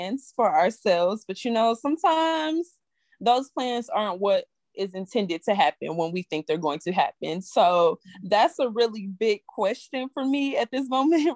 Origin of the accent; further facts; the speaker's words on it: St. Louis, Missouri, United States; now in Columbia, United States; I'm originally from St. Louis, Missouri